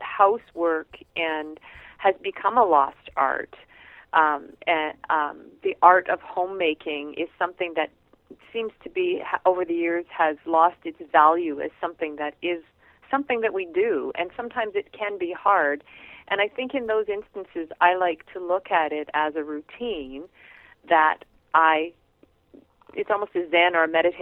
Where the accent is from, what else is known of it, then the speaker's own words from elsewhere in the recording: Canada; we're Canadian